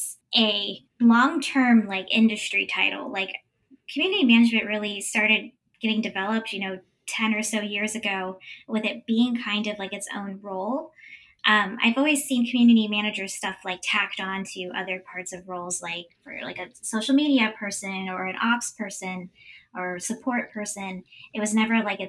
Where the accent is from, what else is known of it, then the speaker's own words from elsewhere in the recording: Florida, United States; growing up in Florida, I have three older brothers.